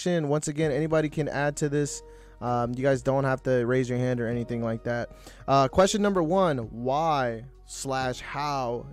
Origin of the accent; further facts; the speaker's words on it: United States; me as an American